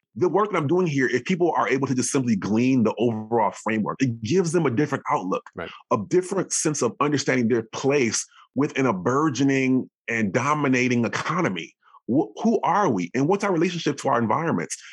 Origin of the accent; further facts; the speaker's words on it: Madison, Wisconsin, United States; I grew up in Wisconsin, so Madison, Wisconsin